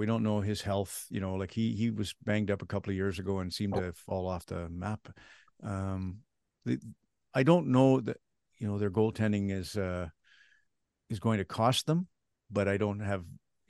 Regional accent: Red Deer, Alberta, Canada; I was out at Sylvan Lake, is where I grew up in Red Deer. So Battle of Alberta is kind of first on the front burner.

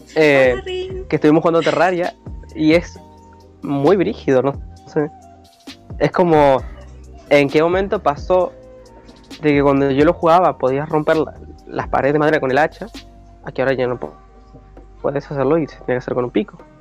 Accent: Buenos Aires, Argentina; yo soy de Buenos Aires

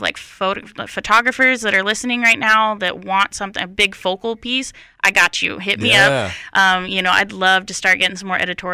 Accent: Utah, United States; now in North Carolina, United States; I come from Utah

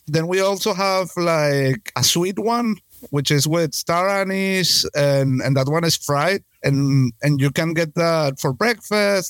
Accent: Venezuela; I'm from Venezuela

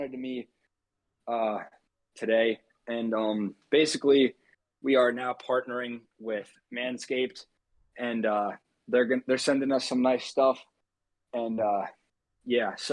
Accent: United States; all three of them and myself are all like from the same general area. We're all, you know, pretty close in the DMV

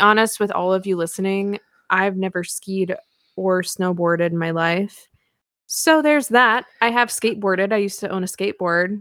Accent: Pacific Northwest, United States; I'm from the Pacific Northwest.

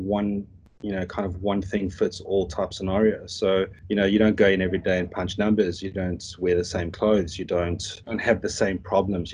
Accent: South Africa; moved away; I'm South African, so we call our school grading system slightly different

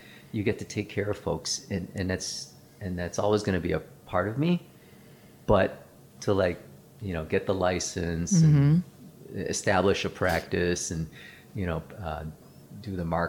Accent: Chicago, Illinois, United States; English is a second language; also born or lived in Philippines; I grew up in Chicago. I grew up in the South Side of Chicago.

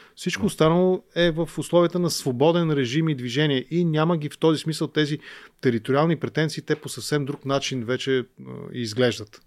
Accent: Bulgaria; Аз съм българин, просто не знам украински и затова ви говоря на руски

